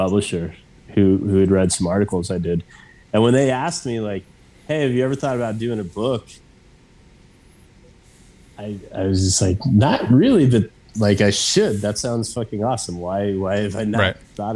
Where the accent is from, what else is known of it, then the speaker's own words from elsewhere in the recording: Wyoming, United States; also born or lived in Mexico City, Mexico; growing up in Wyoming.